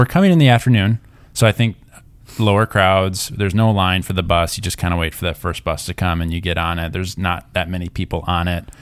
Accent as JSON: {"language": "English", "region": "Minnesota", "country": "United States", "said": "we're from Minnesota"}